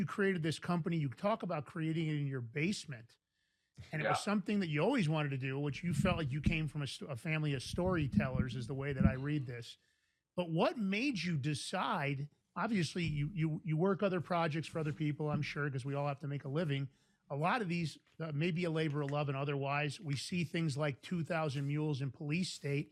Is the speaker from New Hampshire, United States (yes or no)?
no; New York City, New York, United States; also born or lived in Westchester County, New York; We grew up in New York, Fordham Road in the Bronx and Westchester County later